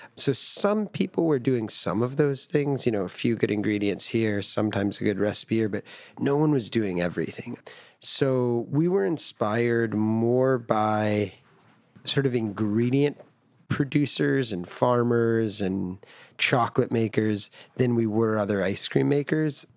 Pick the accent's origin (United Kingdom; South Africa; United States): United States; I grew up in America